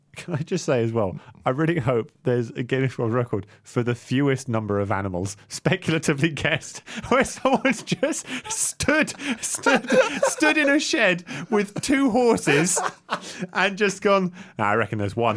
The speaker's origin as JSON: {"language": "English", "country": "Singapore", "tie": "born or raised there", "said": "I grew up in Southeast Asia. I grew up in Singapore"}